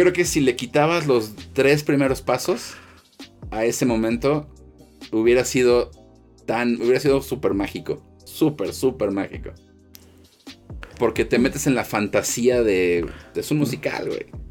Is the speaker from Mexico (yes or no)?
yes; Mexico; soy de México